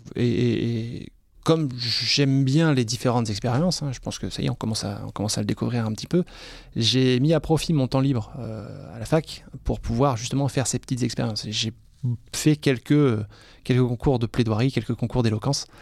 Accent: France; also born or lived in Reims / Strasbourg / Scotland; quand on est français en Écosse

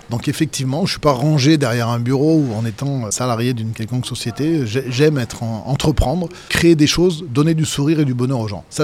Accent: Vienne, Auvergne-Rhône-Alpes, France; moved away; also born or lived in Toulon; je viens du Dauphiné, moi. Tu sais, je, suis, né à Toulon, mais en même temps, j'ai fait toute mon enfance

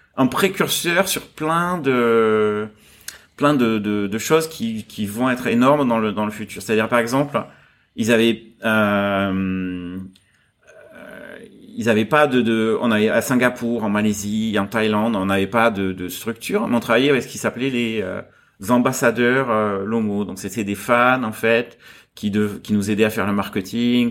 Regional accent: south of France, France; moved away as an adult; now in Hong Kong; je suis né en France, dans, dans un village du, du, sud de la France, et euh, je suis arrivé à Hong Kong juste après mes études. Donc j'avais 22 ans quand je suis arrivé ici

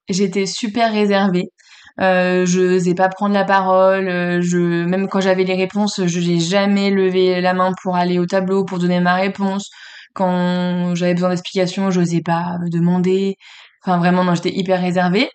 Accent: Le Mans, Pays de la Loire, France; also born or lived in Paris region; je suis, euh, née en région parisienne et j'ai grandi, au Mans

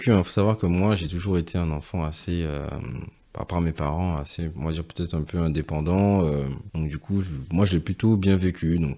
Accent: Guadeloupe, France; c'est vrai que moi chez, chez moi en Guadeloupe, euh, mes parents faisaient souvent des, euh, racines, donc c'est-à-dire igname, mater, voilà les, les, plats typiques de chez nous locaux.

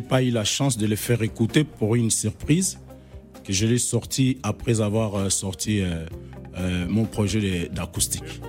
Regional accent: Kikwit, Kwilu, DR Congo; moved away; je suis originaire des Bandundu, précisément à Kikwit

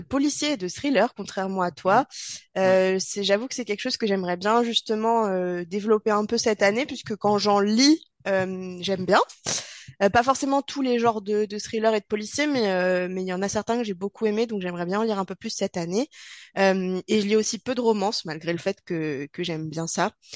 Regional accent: the Alps, France; nous sommes originaires des Alpes et a priori, ça s'entend

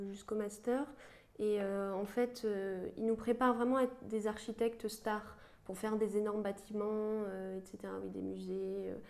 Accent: Île-de-France, France; Moi, je suis de la région parisienne

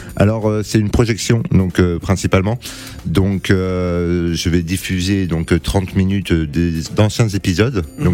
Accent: Cannes, Provence-Alpes-Côte d'Azur, France; moved away as an adult; now in Paris, France; je viens de Cannes et je suis monté sur Paris

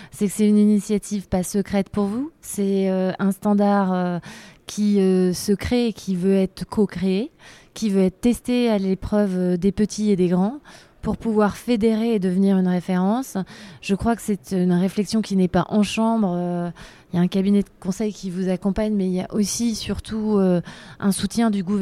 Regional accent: France; je suis française

